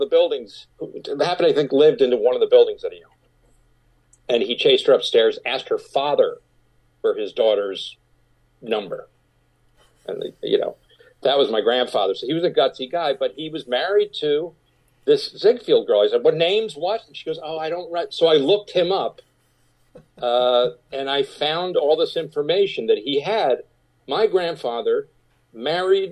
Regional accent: Rye, New York, United States; I grew up in Rye, New York

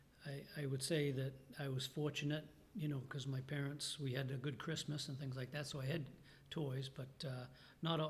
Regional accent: Ogunquit, Maine, United States; I grew up in Agunquit, which is just a couple of towns south of here

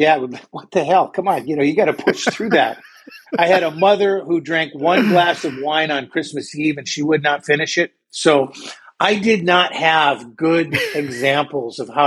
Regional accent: North Dakota, United States; I grew up in North Dakota. Up here, there's not a lot to do.

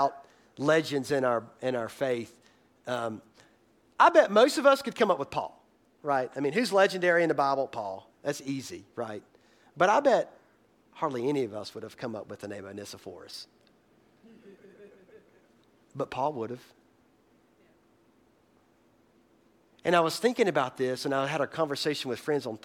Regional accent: Boiling Springs, United States; moved away; my hometown, Boiling Springs

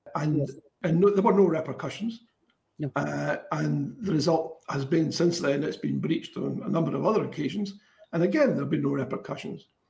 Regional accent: Kinross, Scotland, United Kingdom; a long-time resident of uh, Kinross

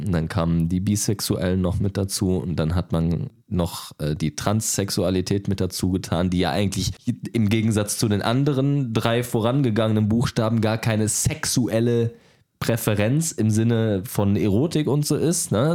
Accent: Duisburg, North Rhine-Westphalia, Germany; komme aus NRW, komme aus Duisburg

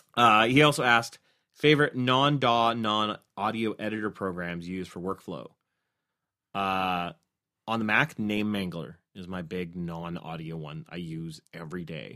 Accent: Canada; as a Canadian

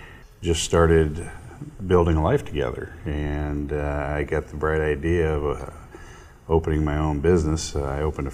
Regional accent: Forest City, United States; around my eighth grade year, and so I graduated from Forest City High School, and so I call Forest City my hometown.

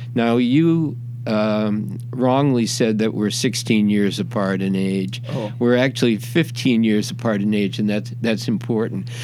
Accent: Boston, Massachusetts, United States; moved away; I came from Boston and I was a Celtics fan

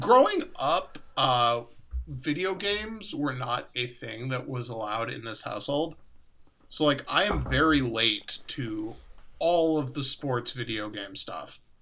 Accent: Chicago, Illinois, United States; I grew up in Chicago

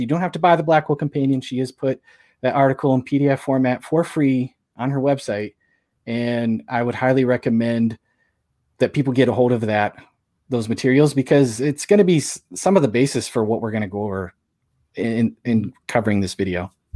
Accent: St. Louis, Missouri, United States; I'm from Saint Louis

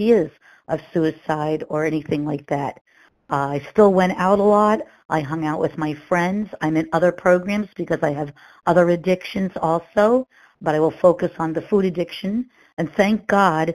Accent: Massachusetts, United States; I'm from Massachusetts

